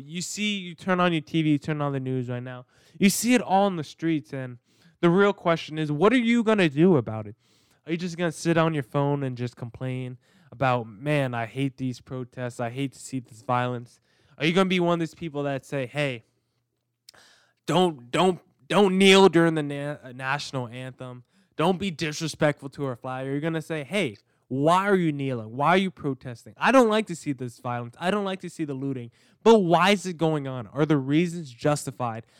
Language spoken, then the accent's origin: English; New Jersey, United States; I grew up in New Jersey. I grew up in the suburbs